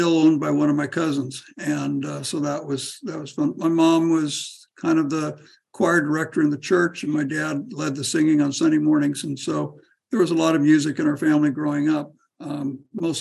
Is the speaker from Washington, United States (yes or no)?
no; Woodland, California, United States; moved away as an adult; now in Vietnam; I was born over in Woodland, so I'm a local person, and grew up in Woodland, Freeman Elementary, and Lee Junior High School, and then Woodland Wolves, graduated in 1973